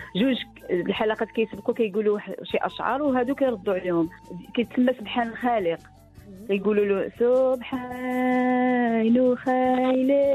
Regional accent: Nador, Oriental, Morocco; حنا عندنا في الناظور

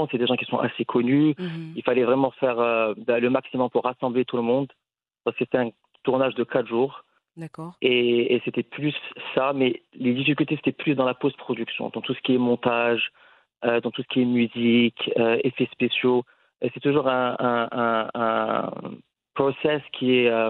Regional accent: Casablanca, Casablanca-Settat, Morocco; moved away as an adult; déjà, c'est un mot avec lequel on a tous grandi en tant que Marocain. Moi, j'ai grandi à Casablanca

